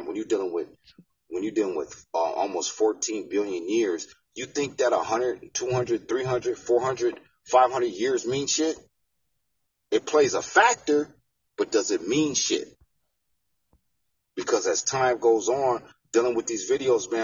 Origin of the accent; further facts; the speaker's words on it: United States; we was born in the United States of America